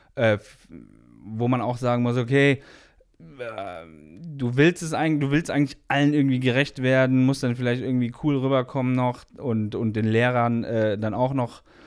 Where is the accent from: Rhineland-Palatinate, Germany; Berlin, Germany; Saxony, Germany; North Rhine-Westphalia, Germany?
North Rhine-Westphalia, Germany; Hilden; Ich komme aus Hilden